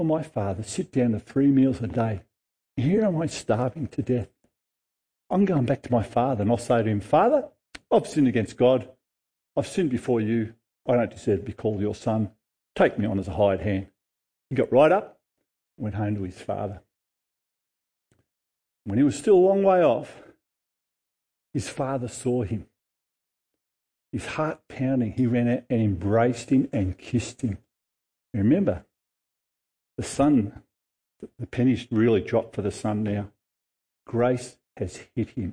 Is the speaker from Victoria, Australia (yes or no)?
yes; Noble Park, Victoria, Australia; I grew up in Noble Street, Noble Park